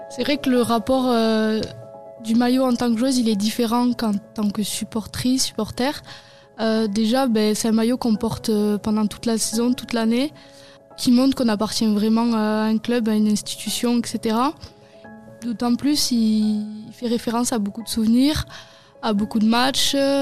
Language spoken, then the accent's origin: French; Hautes-Pyrénées, Occitania, France; On est joueuse au TFC et on est originaire des Hautes-Pyrénées.